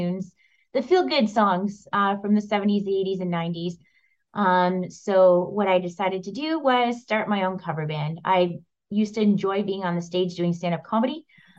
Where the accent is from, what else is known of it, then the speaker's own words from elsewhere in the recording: Windsor, Ontario, Canada; moved away as an adult; also born or lived in Toronto, Canada / Australia; now in London, Canada; I'm from Windsor